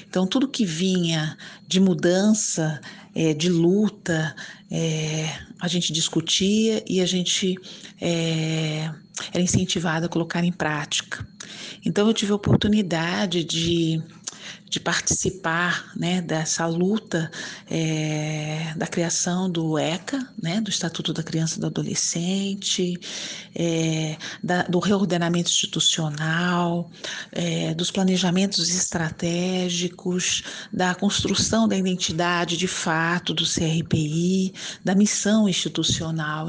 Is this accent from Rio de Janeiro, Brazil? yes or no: no; Bauru and Campinas, São Paulo, Brazil; born or raised there; also born or lived in Ribeirão Preto; now in Santos, Brazil